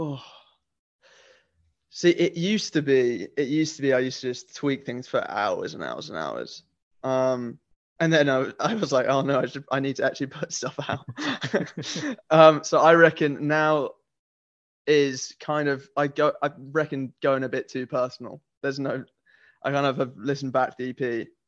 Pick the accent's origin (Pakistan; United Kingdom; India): United Kingdom; Nottingham, East Midlands; now in London, United Kingdom; I grew up in Nottingham, right, which is kind of the East Midlands of England.